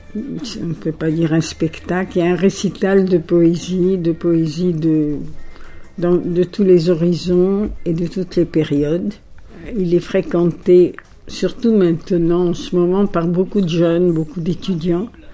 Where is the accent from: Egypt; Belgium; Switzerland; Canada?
Egypt; Alexandria, Alexandria Governorate; first language Italian; French is a second language; moved away as an adult; also born or lived in Paris; je suis donc née à Alexandrie en 1932. Mes parents étaient grecs. Ils parlaient l'italien. Notre langue maternelle a été l'italien